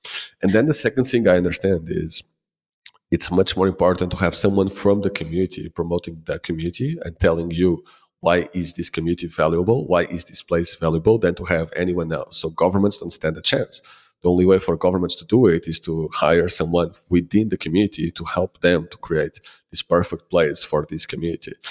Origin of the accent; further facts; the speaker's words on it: Lisbon, Portugal; also born or lived in Ponta do Sol, Madeira; I am from Lisbon